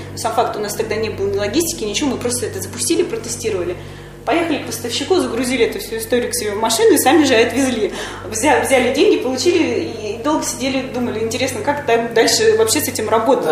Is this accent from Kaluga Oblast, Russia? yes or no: yes; Kaluga Oblast, Russia; я сама из Калужской области, и родители у меня проживают там же